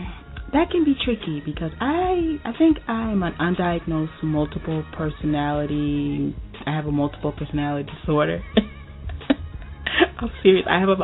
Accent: Tampa, Florida, United States; moved away as an adult; also born or lived in Miami, Florida / Memphis, Tennessee / North Carolina; now in Georgia, United States; I am from Miami, Florida. I relocated to Tampa, Florida when I was a kid, and I've lived in Memphis, Tennessee, I've lived in North Carolina, moved back to Miami, Florida, and recently relocated to Georgia.

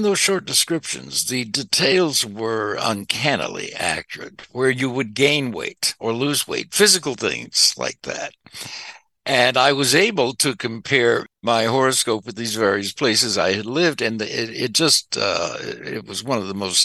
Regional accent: Arkansas, United States; moved away as an adult; also born or lived in Shreveport, Louisiana; now in Los Angeles, United States; now I was born in Shreveport, Louisiana, grew up in Arkansas

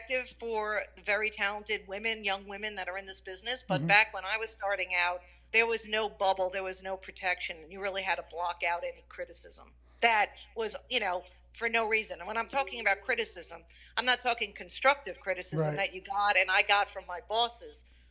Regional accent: Long Island, New York, United States; growing up on Long Island at that time

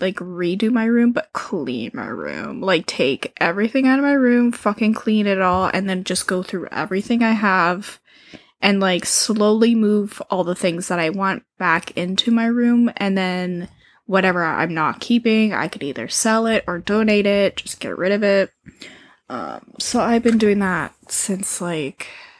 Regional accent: Canada; we're Canadian

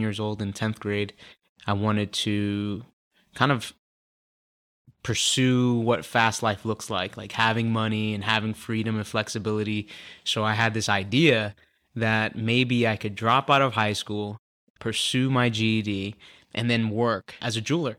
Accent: Philadelphia, Pennsylvania, United States; also born or lived in Leominster, Massachusetts; just was raised in Philadelphia all my life by a single mother

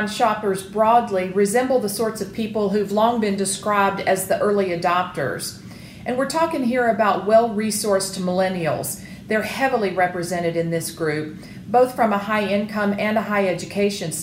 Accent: the South, United States; I am a Southerner

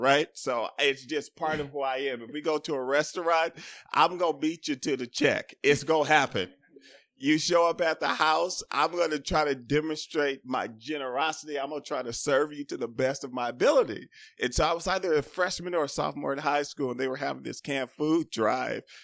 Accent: Los Angeles, California, United States; growing up in South Central in the eighties and in the nineties

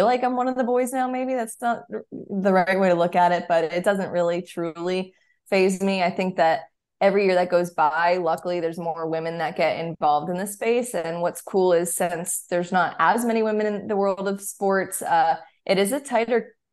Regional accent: Charlotte, North Carolina, United States; growing up in Charlotte, just always going to the Panthers games

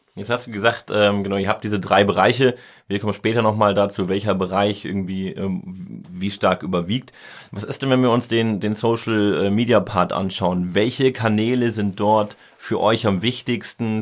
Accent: Cologne, North Rhine-Westphalia, Germany; als Kölner

